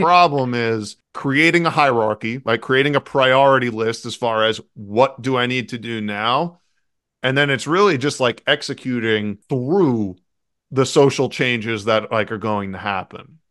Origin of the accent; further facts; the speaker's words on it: New York City, New York, United States; I grew up and lived in New York City.